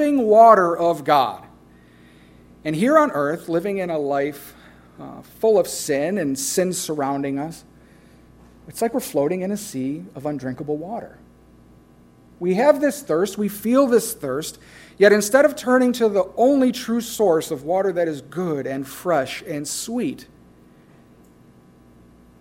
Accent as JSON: {"language": "English", "region": "Midwest", "country": "United States", "said": "I'm from the Midwest"}